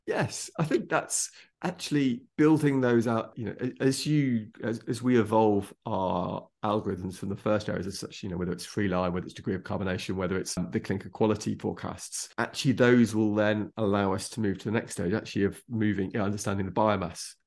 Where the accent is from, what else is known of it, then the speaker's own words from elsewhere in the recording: Derbyshire, East Midlands, United Kingdom; growing up in Derbyshire